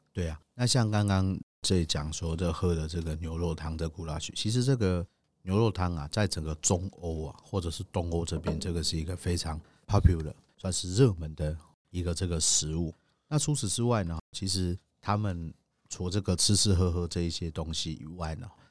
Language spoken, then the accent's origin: Chinese; Taiwan; 我们其实台湾人